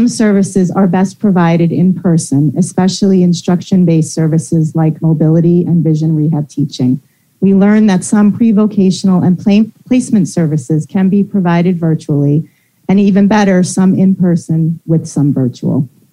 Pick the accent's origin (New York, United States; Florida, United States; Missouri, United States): New York, United States; now in Newburgh, United States; I'm originally from Rockland, but I'm based in Newburgh, so Orange County.